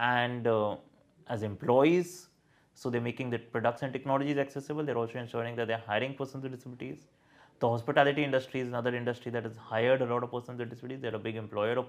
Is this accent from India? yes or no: yes; Delhi NCR, India; I'm an Indian or the fact that I'm a resident of Delhi NCR